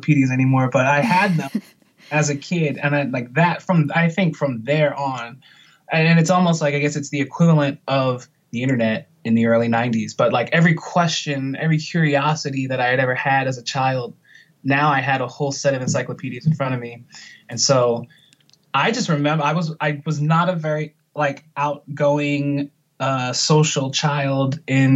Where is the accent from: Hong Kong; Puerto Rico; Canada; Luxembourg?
Puerto Rico; I was born in Puerto Rico